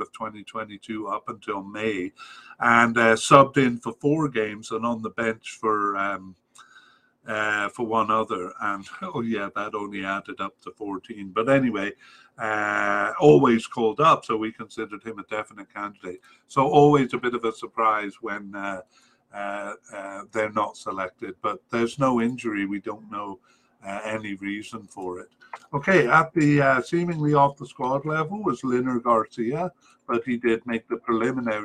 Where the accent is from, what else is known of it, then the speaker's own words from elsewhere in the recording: Cardiff, Wales, United Kingdom; we come from Cardiff. I was raised in Cardiff